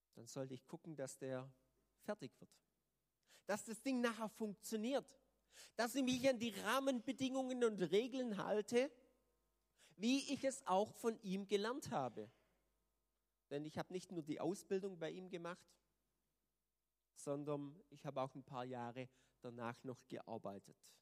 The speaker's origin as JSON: {"language": "German", "country": "Germany", "said": "als Deutsche"}